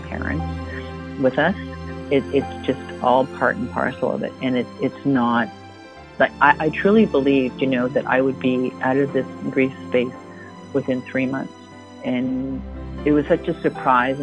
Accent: Toronto, Ontario, Canada; also born or lived in Waterloo; I grew up in Toronto

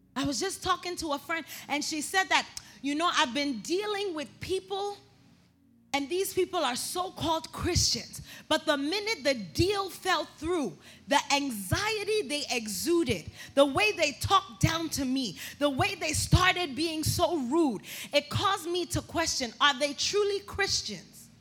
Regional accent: New York City, New York, United States; I'm from Brooklyn, New York

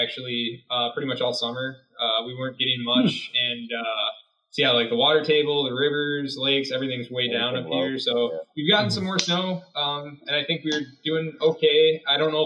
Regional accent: Rogers, Minnesota, United States; I'm from the little town of Rogers, Minnesota, which is about 40 minutes northwest of Minneapolis

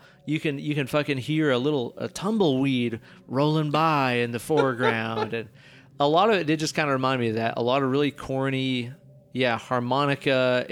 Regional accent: East Tennessee, United States; we grew up in East Tennessee.

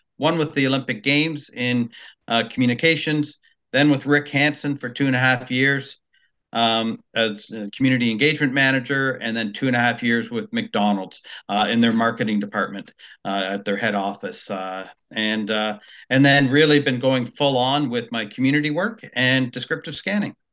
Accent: Maple, Ontario, Canada; also born or lived in Richmond Hill; I grew up in Maple, uh, and then my parents moved to Richmond Hill in '84.

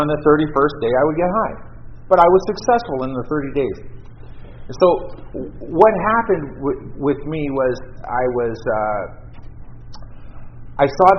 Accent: Vancouver Island, British Columbia, Canada; now in Toronto, Canada; I grew up on Vancouver Island

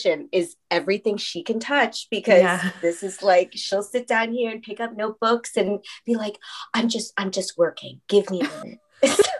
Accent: United States; accent: white American; I am first generation here in the US

